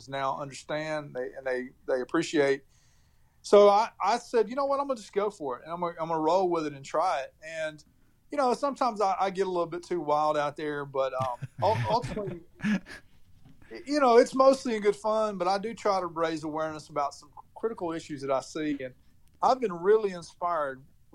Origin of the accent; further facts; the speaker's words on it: Clarksville, Tennessee, United States; my hometown of Clarksville, Tennessee